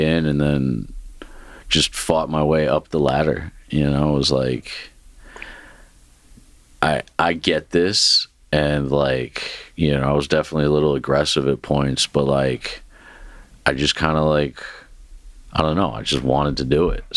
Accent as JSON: {"language": "English", "region": "New Jersey", "country": "United States", "tie": "born or raised there", "moved": "as an adult", "lives_now": "Memphis, United States", "said": "I'm an East Coast guy. You know what I mean? Like, I grew up in Jersey."}